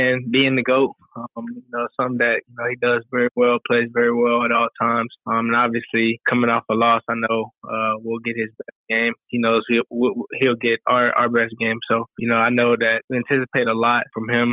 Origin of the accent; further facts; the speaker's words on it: Roswell, Georgia, United States; moved away as an adult; also born or lived in Alabama; now in New York City, United States; I'm from Roswell. I went to school there.